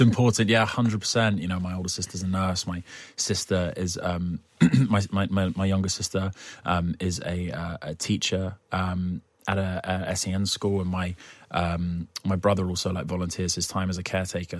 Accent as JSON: {"language": "English", "country": "United Kingdom", "said": "I'm too British"}